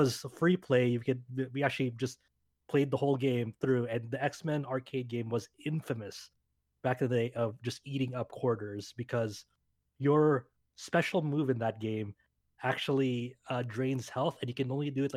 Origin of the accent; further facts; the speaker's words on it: Southern California, United States; I'm from Southern California